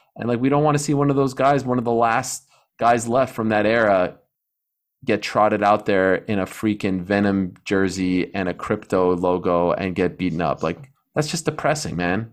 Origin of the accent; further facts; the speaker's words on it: Canada; I'm Canadian